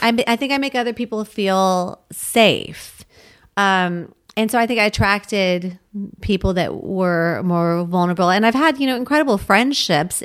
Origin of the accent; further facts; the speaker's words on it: United States; I grew up seven miles outside of Washington, D C